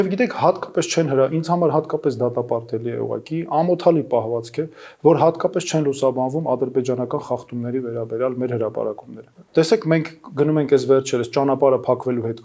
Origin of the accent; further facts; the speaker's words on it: Yerevan, Armenia; also born or lived in Ukraine / United States; ես ծնվել եմ, ապրել եմ Երևանում, միջնակարգ կրթության մի մասը ստացել եմ Երևանում, մյուս մասը Ուկրաինայում եւ հաճախել եմ ուկրաինական ուսուցման դպրոց։